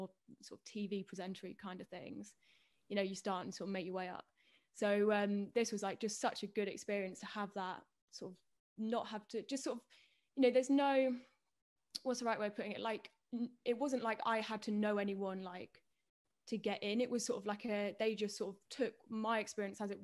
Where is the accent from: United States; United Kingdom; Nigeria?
United Kingdom; Peterborough, East of England; also born or lived in Cambridge; I grew up in Peterborough, and then moved down to Cambridge